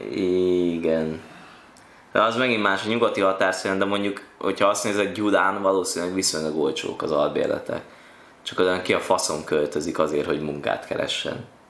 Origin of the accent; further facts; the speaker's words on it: Esztergom, Komárom-Esztergom, Hungary; moved away; also born or lived in Sopron; én nem budapesti vagyok, én Esztergom kertvárosban, ami se nem város, se nem falu, ott nőttem föl.